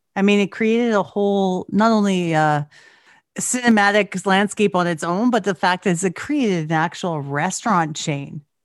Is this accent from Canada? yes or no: yes; Canada; I'm Canadian